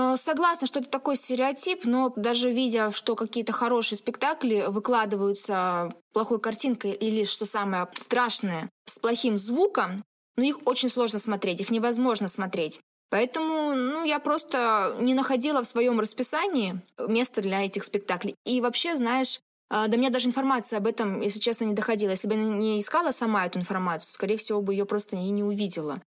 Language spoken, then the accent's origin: Russian; Siberia, Russia; now in Nizhnevartovsk, Russia; сибирячка, провинциалка